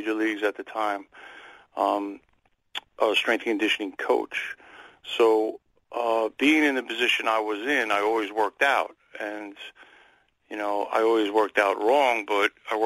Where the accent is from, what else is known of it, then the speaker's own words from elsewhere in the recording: New York City, New York, United States; I'm from Queens, New York